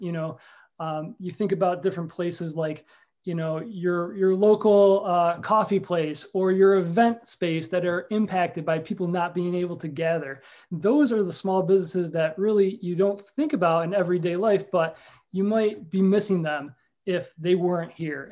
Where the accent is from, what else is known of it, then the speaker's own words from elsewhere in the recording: New York Mills, New York, United States; also born or lived in Rochester, New York; now in Whitesboro, United States; I'm a New York Mills guy, born and raised